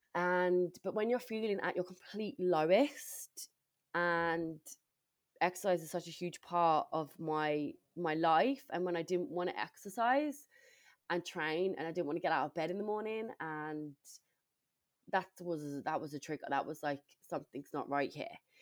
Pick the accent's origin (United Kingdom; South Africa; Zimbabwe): United Kingdom; England; moved away as an adult; now in Ireland; I'm originally from England